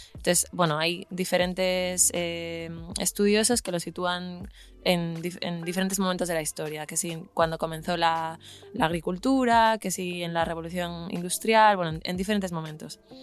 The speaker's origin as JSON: {"language": "Spanish", "region": "Galicia", "country": "Spain", "moved": "yes", "said": "yo soy de Galicia"}